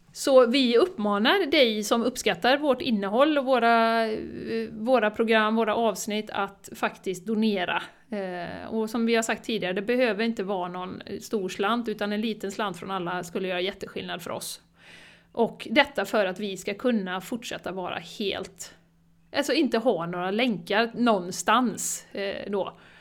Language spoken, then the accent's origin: Swedish; Borås, Västra Götaland, Sweden; now in Spain; Jag är ju från Borås då Jessica, men jag sitter i Spanien just nu